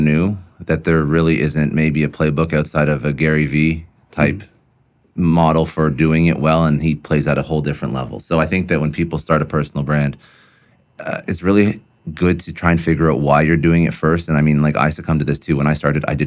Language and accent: English; Toronto, Ontario, Canada; moved away as an adult; now in Miami, United States; I'm from Toronto. That's half the reason why we escaped Toronto